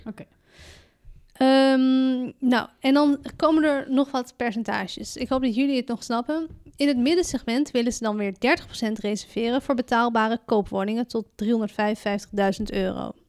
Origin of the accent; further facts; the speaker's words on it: Amsterdam, North Holland, Netherlands; ik ben een geboren Amsterdammer